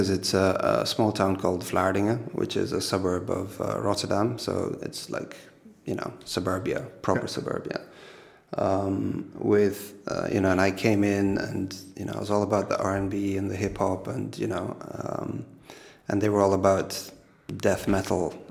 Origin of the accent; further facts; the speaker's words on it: Kenya; now in Netherlands; I realized that for me it was like I came from Kenya and then worlds apart.